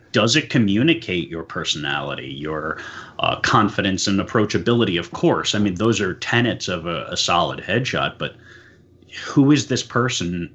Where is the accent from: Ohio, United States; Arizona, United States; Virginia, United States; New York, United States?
New York, United States; New York City; moved away as an adult; now in Pennsylvania, United States; I was born and raised in New York City